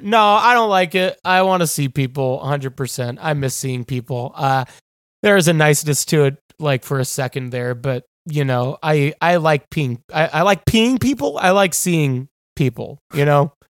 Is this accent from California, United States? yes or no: no; New York, United States; moved away as an adult; also born or lived in Athens, Georgia; now in Los Angeles, United States; I'm from New York, you know? Like, I, I've lived in New York for basically forever